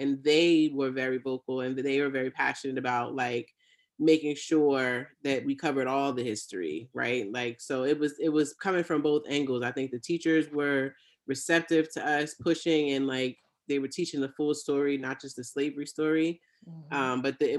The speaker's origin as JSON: {"language": "English", "country": "Jamaica", "said": "That's right. I'm Jamaican."}